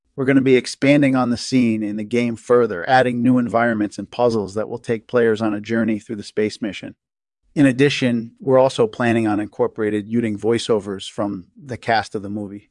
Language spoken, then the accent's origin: English; Northern California, United States; I grew up in Northern California